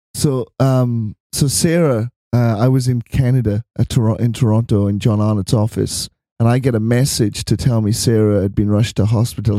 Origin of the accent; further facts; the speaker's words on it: Wales, United Kingdom; now in Melbourne, Australia; we live in Melbourne. And I'm from Wales.